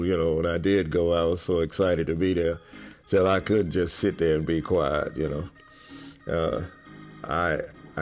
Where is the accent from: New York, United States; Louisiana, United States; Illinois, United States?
Louisiana, United States; Winnsboro; now in Bernice, United States; Born and raised in Winnsboro, Louisiana